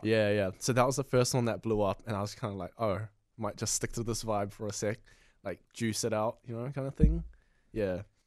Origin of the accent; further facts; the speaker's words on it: New Zealand; I'm from New Zealand originally, but my mum and dad are from Vietnam and Cambodia.